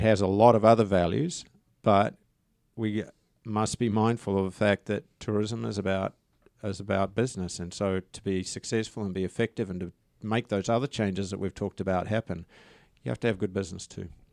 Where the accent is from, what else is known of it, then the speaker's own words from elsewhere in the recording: New Zealand; I'm a Kiwi